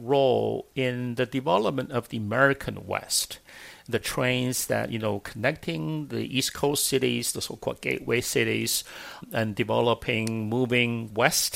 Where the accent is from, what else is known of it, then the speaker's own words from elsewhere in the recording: China; moved away; I remember growing up in China